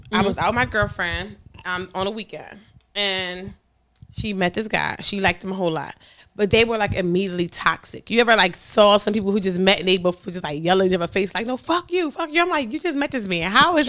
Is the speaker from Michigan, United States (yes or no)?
no; Philadelphia, Pennsylvania, United States; but Stormy, I'm from North Philly.